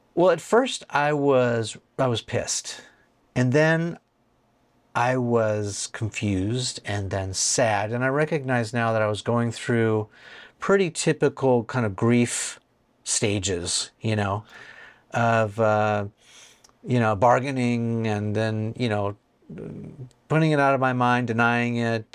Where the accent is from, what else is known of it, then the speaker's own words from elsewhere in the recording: California, United States; I'm from California